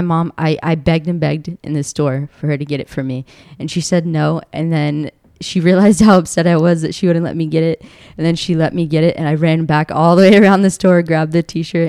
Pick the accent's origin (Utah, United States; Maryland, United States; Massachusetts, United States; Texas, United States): Maryland, United States; Baltimore; also born or lived in Delaware; I was raised in uh, in Maryland, Baltimore, Maryland